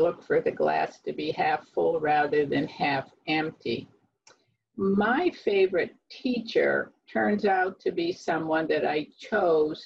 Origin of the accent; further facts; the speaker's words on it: below Erie, Northwest Pennsylvania, United States; moved away as an adult; also born or lived in North Carolina; now in Avon Lake, United States; We are not from North Carolina. We are from Northwest Pennsylvania below Erie. in the Lake Erie area.